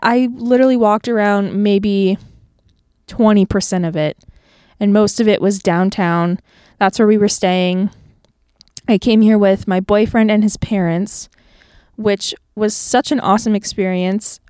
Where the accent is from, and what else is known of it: Tampa, Florida, United States; born or raised there; moved away as an adult; now in Nashville, United States